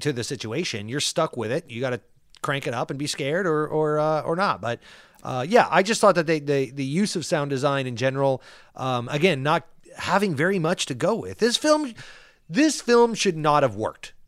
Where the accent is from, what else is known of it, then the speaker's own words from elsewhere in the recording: Paso Robles, California, United States; I grew up in Paso Robles, San Luis Obispo, California